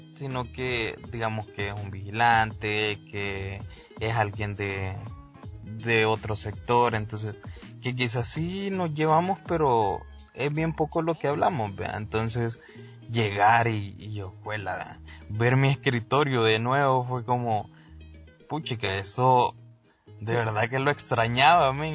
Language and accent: Spanish; El Salvador; nosotros somos del Salvador